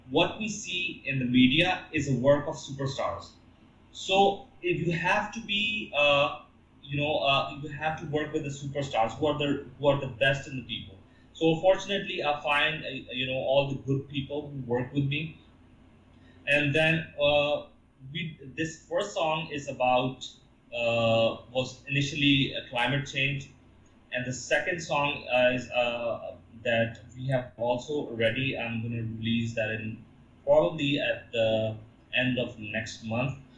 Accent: Pakistan; moved away as an adult; also born or lived in Canada; go back to Pakistan

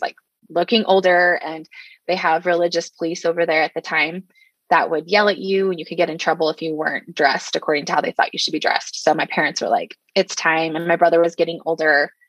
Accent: Salt Lake City, Utah, United States; also born or lived in Saudi Arabia / South Jordan, Utah; I was born in March 1984 here in Salt Lake City, Utah

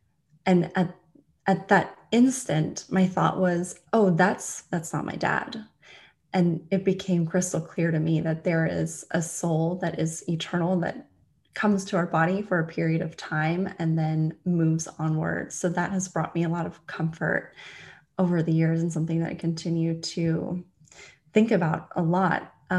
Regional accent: California, United States; also born or lived in London; now in Florida, United States; Currently I'm in Florida. Originally, I'm from California. I've lived all over the US and I've lived in Asia. I was living in London.

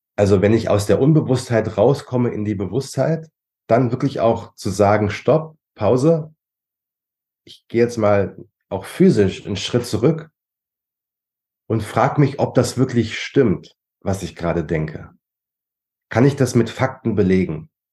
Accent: Germany; bei uns in Deutschland

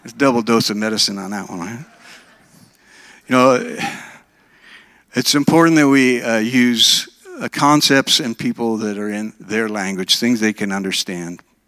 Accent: Minnesota, United States; moved away as an adult; also born or lived in Oregon; now in Alabama, United States; I was raised in Minnesota

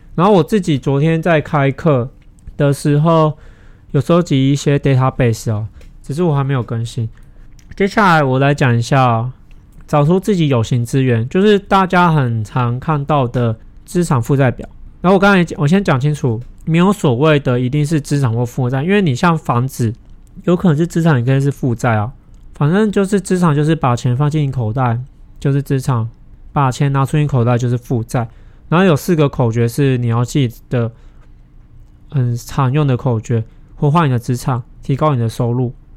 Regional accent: Taiwan; 可能我是台湾人

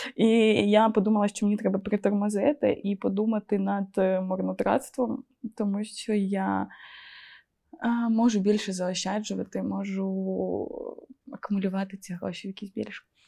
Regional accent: Ukraine; accent: Surzhyk; в мене такий суржик

